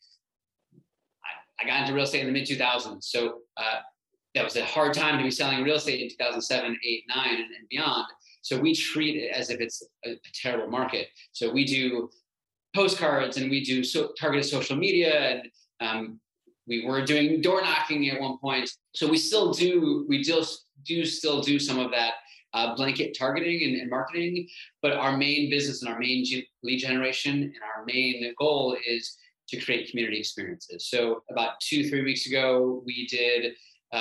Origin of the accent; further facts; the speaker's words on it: North Shore, Illinois, United States; also born or lived in Chicago; I grew up in the North Shore. I now live in the North Shore.